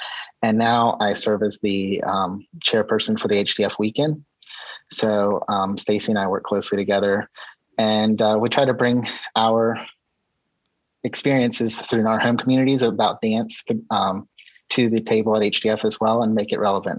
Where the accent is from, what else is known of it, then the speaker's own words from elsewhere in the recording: Winston-Salem, North Carolina, United States; I'm from Winston-Salem, North Carolina. I was born and raised here, lived here my entire life.